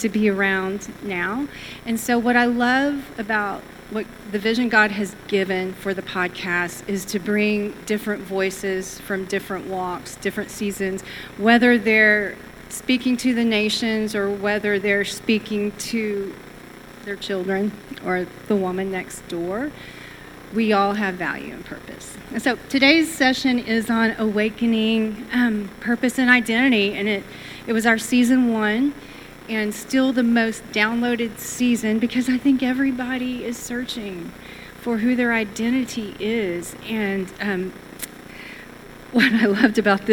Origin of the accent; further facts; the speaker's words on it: Texas, United States; I'm Texan